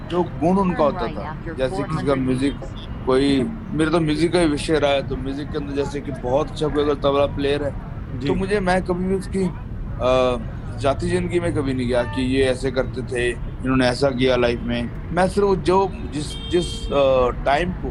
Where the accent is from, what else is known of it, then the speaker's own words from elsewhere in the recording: Patna, Bihar, India; पहले तो मैं जैसे बिहार में पैदा हुआ था पटना सिटी बिहार में परवरिश मेरी ग्यारह दस ग्यारह बारह साल मेरी जो परवरिश थी वो बिहार में ही हुई